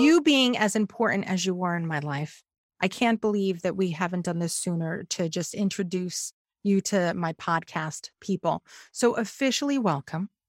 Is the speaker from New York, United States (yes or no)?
yes; New York, United States; as a New Yorker